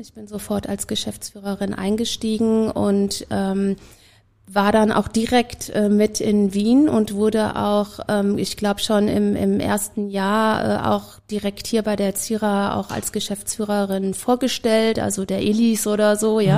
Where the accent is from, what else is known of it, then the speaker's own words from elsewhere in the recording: Germany; now in Vienna, Austria; als Deutsche